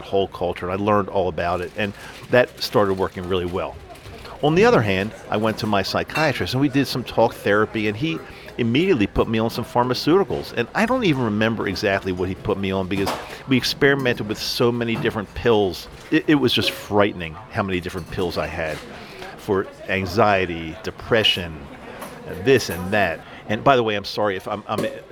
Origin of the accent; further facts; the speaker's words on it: East Coast, United States; moved away as an adult; now in Salt Lake City, United States; I grew up on the East Coast, lived on the East Coast my entire life